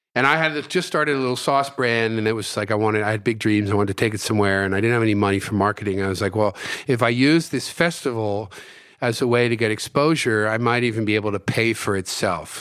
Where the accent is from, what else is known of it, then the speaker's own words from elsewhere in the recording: New Jersey, United States; moved away as an adult; also born or lived in Houston, Texas / San Francisco; my parents moved to the States when I was four years old, and I grew up in New Jersey.